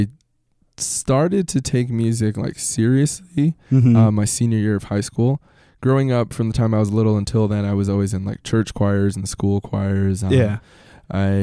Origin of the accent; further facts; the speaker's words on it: Salt Lake City, Utah, United States; my sister and I were born here in the States